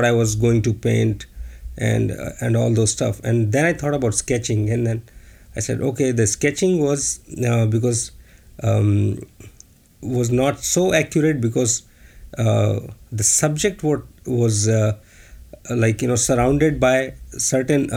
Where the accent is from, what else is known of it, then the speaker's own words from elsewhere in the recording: India; moved away as an adult; now in China; I'm from India